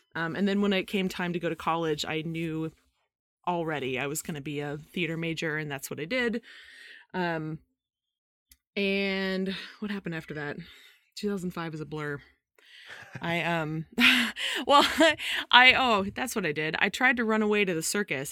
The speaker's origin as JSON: {"language": "English", "town": "Modesto", "region": "California", "country": "United States", "tie": "born or raised there", "moved": "yes", "lives_now": "Virginia, United States", "said": "I grew up in Modesto, California"}